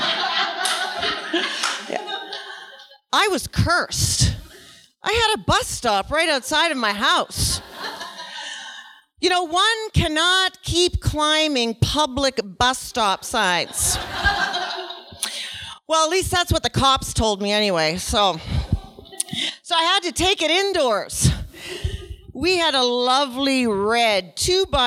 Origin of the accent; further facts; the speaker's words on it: Nova Scotia, Canada; I was born in Nova Scotia